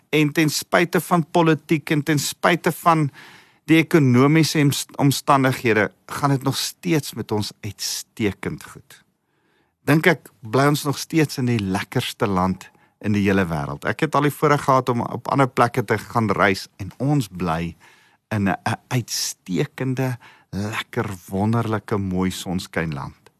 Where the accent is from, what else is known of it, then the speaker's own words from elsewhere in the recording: South Africa; Ek ek's Afrikaans self, ek's Afrikaner en ek hou van ons kultuur